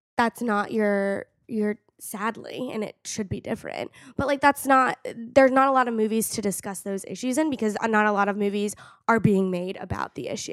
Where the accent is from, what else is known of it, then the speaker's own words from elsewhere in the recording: Arizona, United States; moved away; also born or lived in California; I'm from California originally, but I grew up in Arizona